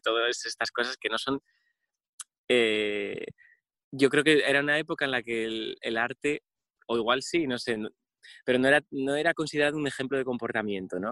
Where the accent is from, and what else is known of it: Oviedo, Asturias, Spain; born or raised there; also born or lived in Rodiezmo, León